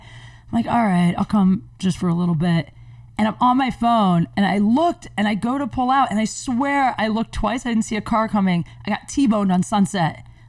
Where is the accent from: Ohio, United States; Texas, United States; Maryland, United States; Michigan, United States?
Ohio, United States; moved away; also born or lived in Venice, California; I grew up in Ohio